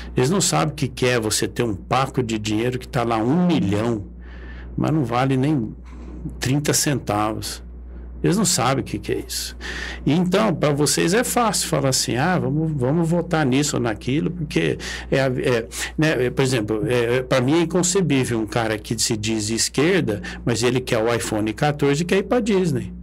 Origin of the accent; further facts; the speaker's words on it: Brazil; Nós estamos de passagem aqui, mas nós somos brasileiros